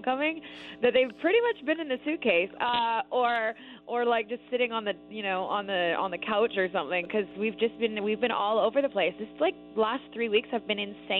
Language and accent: English; Canada; moved away as an adult; I'm Canadian